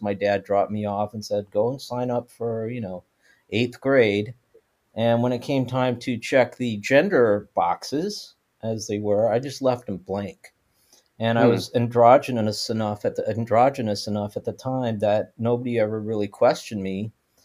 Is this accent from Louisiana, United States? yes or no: yes; New Orleans, Louisiana, United States; moved away; also born or lived in California; growing up in Louisiana